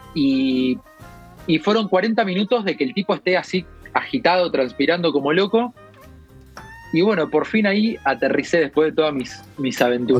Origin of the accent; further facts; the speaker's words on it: Argentina; moved away; mi pasaporte dice Argentina